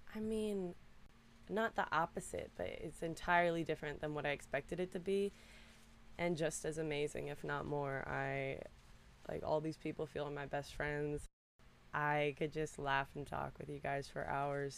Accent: Reston, Virginia, United States; I'm from Reston, Virginia. It's right outside of DC

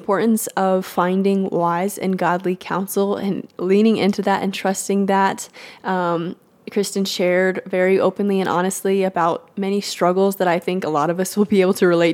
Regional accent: Texas, United States; I'm also born and raised in Texas

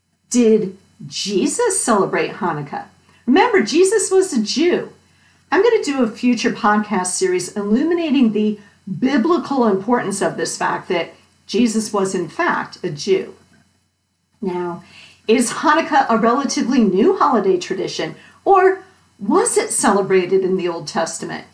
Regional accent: Connecticut, United States; Growing up in Connecticut, many of my friends were Jewish

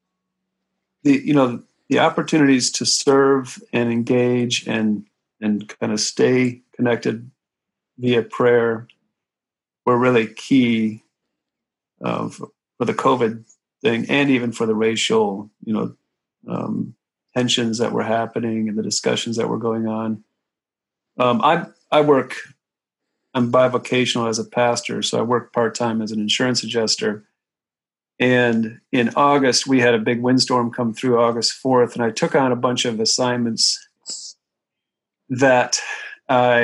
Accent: Ohio, United States; now in New York, United States; I grew up in Ohio, I have a lot of kind of middle America connections

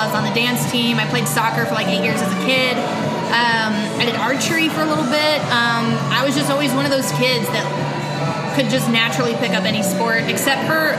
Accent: Colorado, United States; I grew up in Colorado

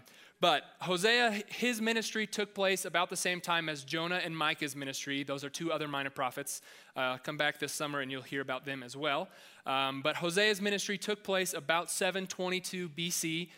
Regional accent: Joplin, Missouri, United States; because I came from Joplin, where it's Tornado Alley.

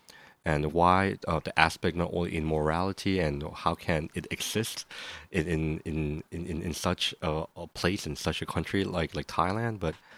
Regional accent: Boston, Massachusetts, United States; I'm from Boston. You never know.

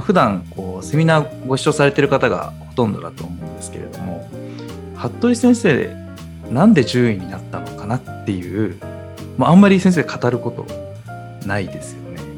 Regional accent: Nagoya, Aichi, Japan; 名古屋出身の我々なんですが

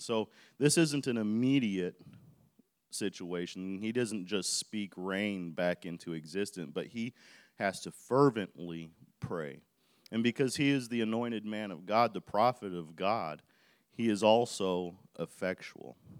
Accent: Chicago Heights, Illinois, United States; I was living, grew up in South Side of Chicago, in Chicago Heights

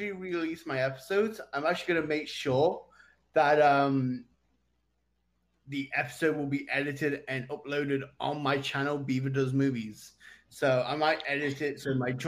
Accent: Nottingham, East Midlands, United Kingdom; now in Winnipeg, Canada; We're both from Winnipeg, but I'm originally from Nottingham

